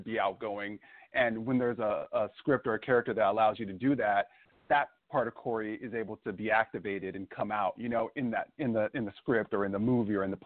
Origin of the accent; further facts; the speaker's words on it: Vallejo, California, United States; I'm from born and raised in Vallejo, California, and it's like an area close to San Francisco